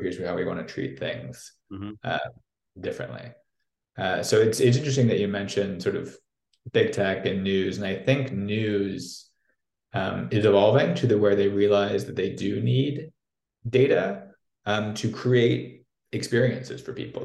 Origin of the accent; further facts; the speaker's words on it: St. Louis, Missouri, United States; accent: American; moved away as an adult; also born or lived in New York / Moscow, Russia; now in Brussels, Belgium; from a place called St. Louis in the US. Um, for those of you sort of maybe more European based, that's in the middle of the country, in the Midwest, south of Chicago. Um, and, and grew up there